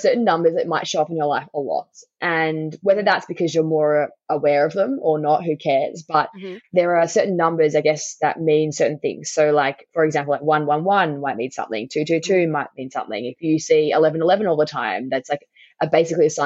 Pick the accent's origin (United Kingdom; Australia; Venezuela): Australia; Tasmania; accent: Tasmanian; my Tasmanian accent